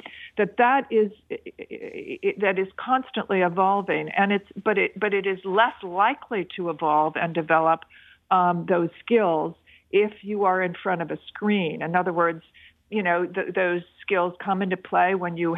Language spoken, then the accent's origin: English; United States; also born or lived in China; as an American